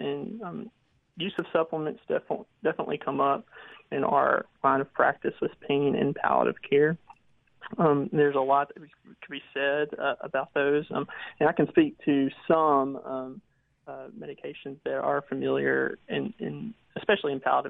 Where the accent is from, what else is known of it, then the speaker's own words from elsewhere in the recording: Philadelphia, Mississippi, United States; moved away as an adult; now in Hampton, United States; I'll always call it Mississippi home. I'm from Philadelphia, Mississippi